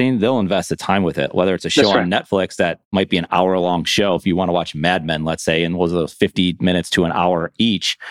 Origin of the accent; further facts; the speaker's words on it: Buffalo, New York, United States; moved away; I'm originally from Buffalo, New York